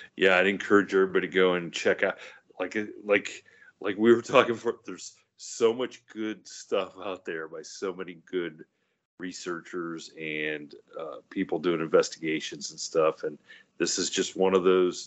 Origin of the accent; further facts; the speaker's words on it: Ohio, United States; growing up in Ohio